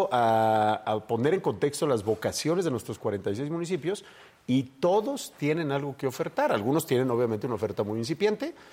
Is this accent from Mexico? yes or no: yes; San Miguel de Allende, Guanajuato, Mexico; Yo soy de San Miguel